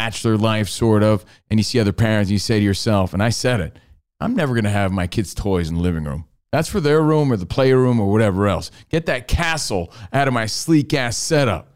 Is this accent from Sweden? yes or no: no; New Jersey, United States; I was from New Jersey